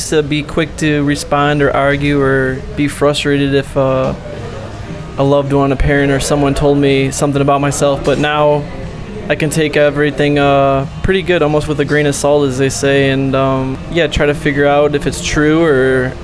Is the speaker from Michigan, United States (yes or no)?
yes; Detroit, Michigan, United States; my family growing up in Detroit